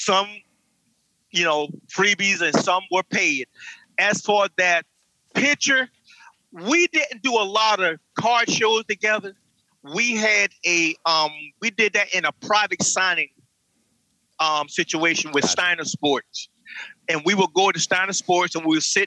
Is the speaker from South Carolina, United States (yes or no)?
yes; South Carolina, United States; moved away; I came from a small town in South Carolina